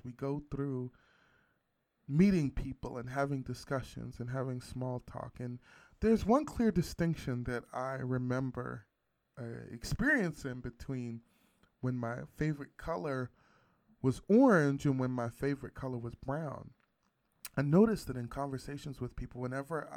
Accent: West Virginia, United States; I grew up in West Virginia

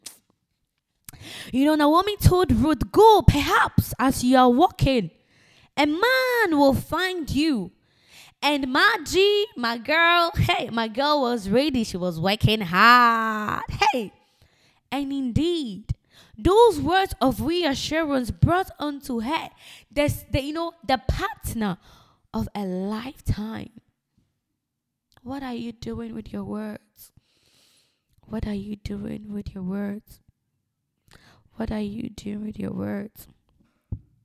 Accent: Ghana; now in United Kingdom; I'm a Ghanaian

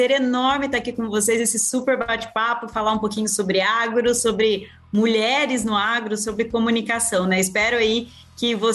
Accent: Rio Brilhante, Mato Grosso do Sul, Brazil; born there; also born or lived in São Paulo state; Eu literalmente nasci dentro de uma usina em Rio Brilhante, no interior do Mato Grosso do Sul.

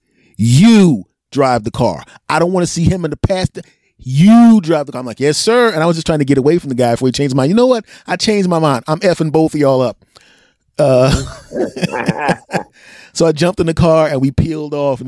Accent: Philadelphia, Pennsylvania, United States; I grew up in West Philly

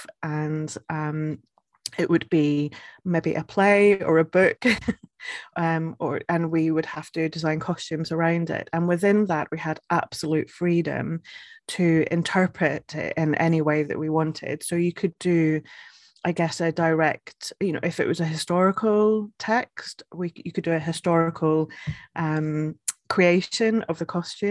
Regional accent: Scotland, United Kingdom; also born or lived in Edinburgh; now in Northumberland, United Kingdom; I am originally from Scotland

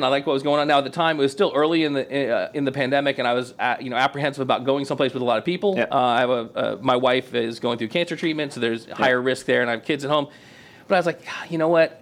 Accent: Auburndale, Florida, United States; I grew up in Polk County, so I can make fun of it. Let's uh, go. So I grew up in Auburndale

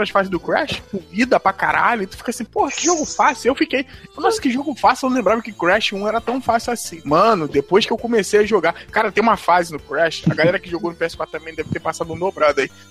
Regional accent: Rio de Janeiro, Brazil; Eu sou do Rio, né? No Rio rola as piratarias doidas.

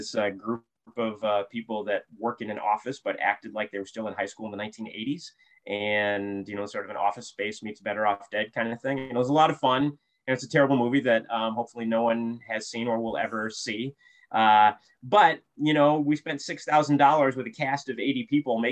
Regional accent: Toledo, Ohio, United States; moved away as an adult; now in Florida, United States; I grew up in Toledo, Ohio, and moved to Florida

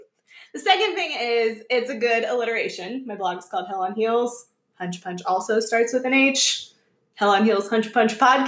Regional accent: Atlanta, Georgia, United States; we're from Atlanta.

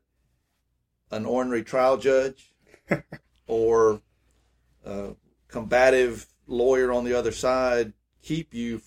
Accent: Greenwood, United States; growing up in Greenwood

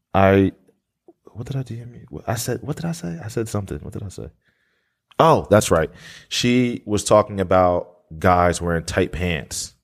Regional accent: Blackwood, New Jersey, United States; moved away as an adult; now in Atlanta, United States; I grew up in Blackwood

